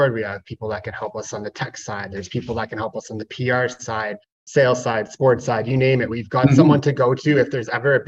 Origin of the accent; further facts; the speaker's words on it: Ottawa, Ontario, Canada; I grew up in Ottawa